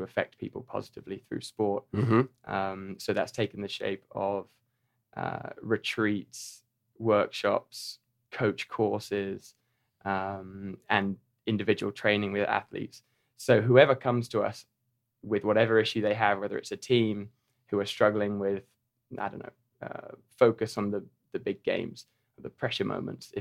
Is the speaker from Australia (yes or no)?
no; Norfolk, East of England, United Kingdom; moved away as an adult; now in Chattanooga, United States; I'm from Norfolk in England, the east of England